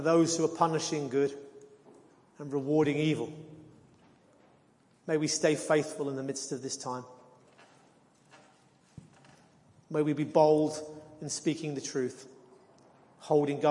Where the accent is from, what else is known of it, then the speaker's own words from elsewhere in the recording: near Leeds Castle, South East England, United Kingdom; moved away; I come from England, and a mile from where I used to live as the crow flies was a place called Leeds Castle